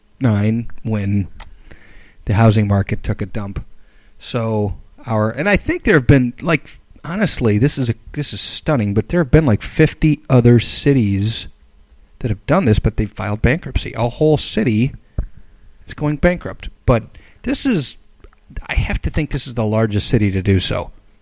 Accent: Illinois, United States; I come from Illinois

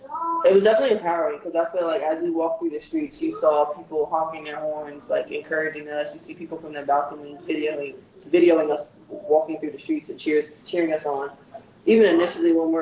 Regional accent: Minneapolis, Minnesota, United States; I grew up in South Minneapolis

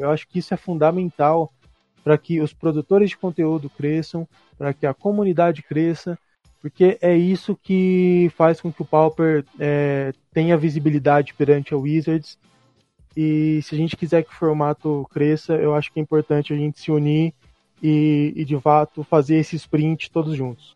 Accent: Mogi Mirim, São Paulo, Brazil; eu sou de, de natural de, de Mojimirim

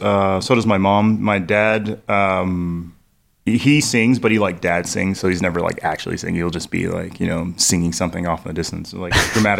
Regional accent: Tulsa, Oklahoma, United States; And growing up in Tulsa, they had this program called Planet 106.9.

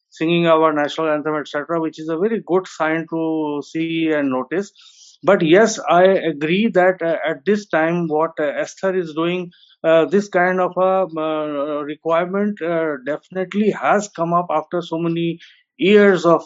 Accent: Lucknow, Uttar Pradesh, India; moved away as an adult; now in Delhi, India; I'm a professor based in Delhi for last 35 years, but I have I was born and brought up in Lucknow, and having gone to all the Roman Catholic schools

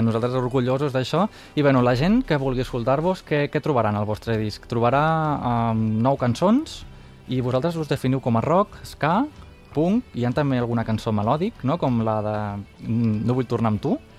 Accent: Terres de l'Ebre, Catalonia, Spain; jo sóc mm, de les Terres de l'Ebre, així que segurament parlaré una mica també valencià

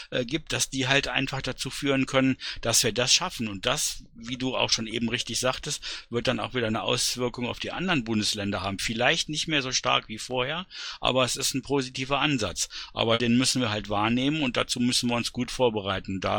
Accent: Berlin, Germany; Also ich kann dazu sagen, als Berliner, es ist sogar noch ein Stückchen positiver, äh, als du es dargestellt hast.

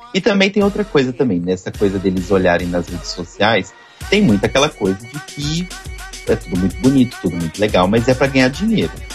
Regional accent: Belo Horizonte, Minas Gerais, Brazil; sou de Belo Horizonte

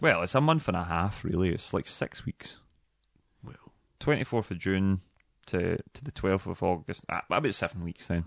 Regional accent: Dumbarton, Scotland, United Kingdom; I'm from Dumbarton

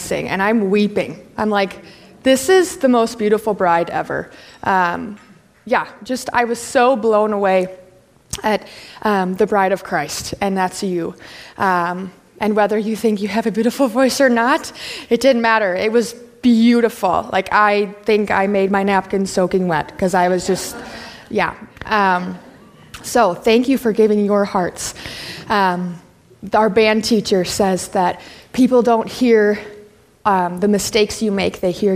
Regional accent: Wisconsin, United States; first language English; also born or lived in Minnesota; born and raised in Wisconsin

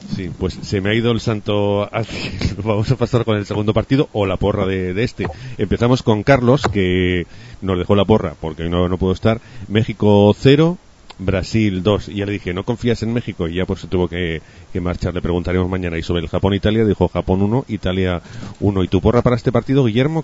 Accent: Huesca, Aragon, Spain; yo soy de Huesca

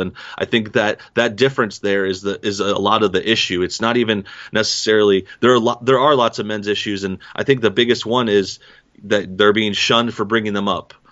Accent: East St. Louis, Illinois, United States; moved away; also born or lived in Los Angeles; I'm from, uh, East Saint Louis, Southern Illinois area

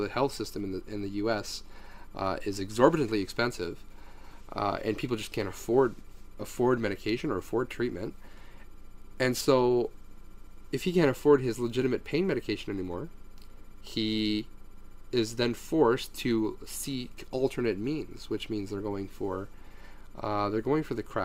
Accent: Canada; As a Canadian

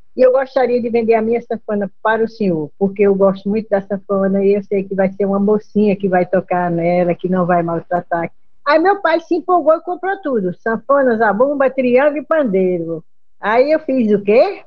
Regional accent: Northeast Region, Brazil; Sou sertaneja, nordestina.

